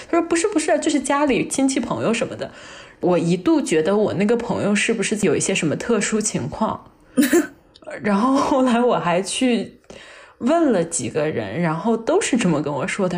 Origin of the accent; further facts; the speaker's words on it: northern China, China; 我们小时候在北方会穿毛裤的